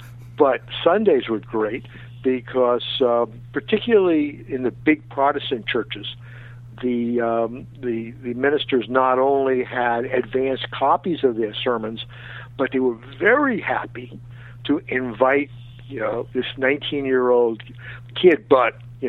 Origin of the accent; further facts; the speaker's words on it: Queens, New York, United States; I mean, all my friends from Queens, you know, were amazed and amused that I became the sports writer.